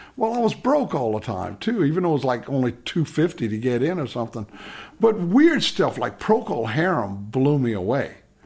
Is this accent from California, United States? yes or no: no; Edgard, Louisiana, United States; I'm from Edgard.